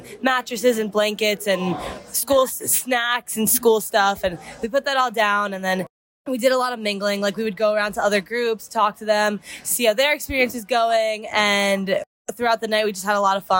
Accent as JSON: {"language": "English", "region": "New York", "country": "United States", "said": "I'm from New York"}